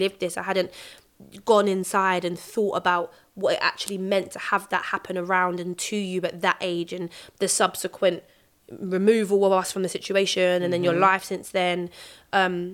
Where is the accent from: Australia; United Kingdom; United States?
United Kingdom; London; I grew up in North Peckham Estate, and we moved